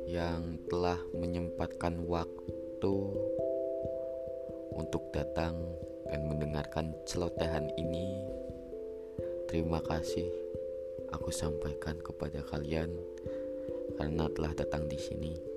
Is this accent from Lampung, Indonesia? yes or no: no; Pekalongan, Central Java, Indonesia; born there; umurku kali ini baru menginjak 20 tahun dan aku lahir di Pekalongan lebih tepatnya di perbatasan antara Kabupaten Pekalongan dan Kabupaten Banjarnegara